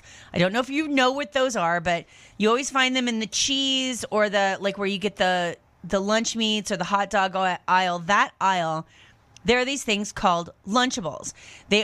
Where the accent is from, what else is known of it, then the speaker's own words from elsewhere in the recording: United States; also born or lived in France; as an American person used to just shelves full of everything that you would ever need